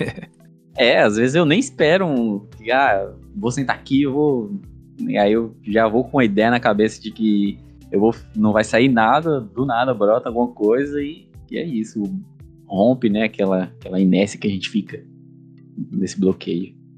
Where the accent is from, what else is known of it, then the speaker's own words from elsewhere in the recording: Teixeira de Freitas, Bahia, Brazil; eu sou de Teixeira de Freitas, Bahia